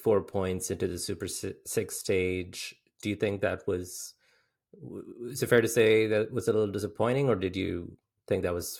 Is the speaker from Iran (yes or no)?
no; India; growing up in the late 90s and, in the 2000s, as an Indian cricket fan